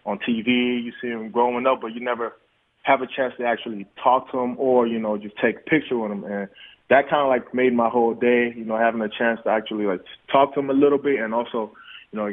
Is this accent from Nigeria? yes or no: yes; Nigeria; moved away; I was born in Nigeria